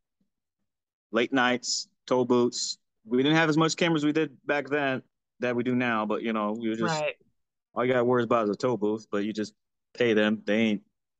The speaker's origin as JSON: {"language": "English", "region": "Florida", "country": "United States", "tie": "born or raised there", "said": "So growing up in Florida, when I moved to Florida, my mom lived in Fort Lauderdale with her boyfriend."}